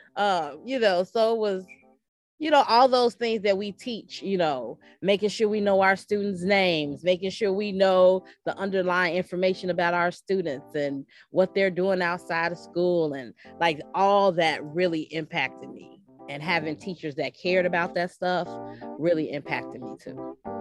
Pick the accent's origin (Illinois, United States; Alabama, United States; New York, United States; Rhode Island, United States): Illinois, United States; Chicago; growing up on the West Side because my mother, who was a teacher